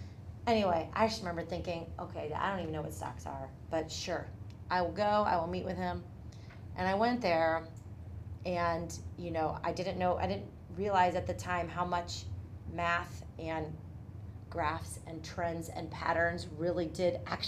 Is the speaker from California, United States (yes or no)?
no; Tallmadge, Ohio, United States; also born or lived in Portage Lakes; I grew up in Talmadge